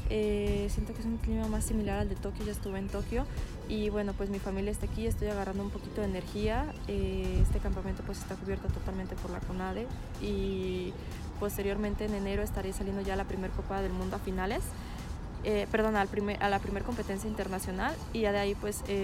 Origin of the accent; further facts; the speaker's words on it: Mexico; cada vez que nosotros como mexicanos pues vemos que vamos avanzando, pues más te motivas y más avanzamos.